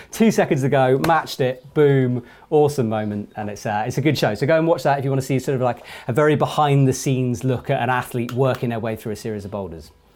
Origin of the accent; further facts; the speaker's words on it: England, United Kingdom; I'm an English, British climber